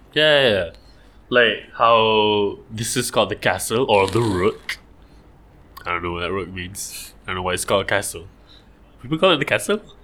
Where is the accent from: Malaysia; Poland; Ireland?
Malaysia; I'm Malaysian and we have so much water